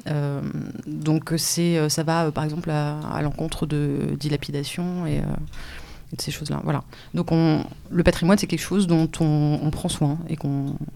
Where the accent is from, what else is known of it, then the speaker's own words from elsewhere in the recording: France; en tant que voisin, en tant que Français, et en tant qu'habitant habitant de, de, cette planète.